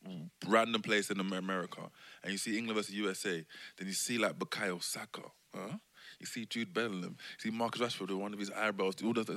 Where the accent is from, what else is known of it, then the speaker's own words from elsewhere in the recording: Ghana; moved away; I'm from Ghana.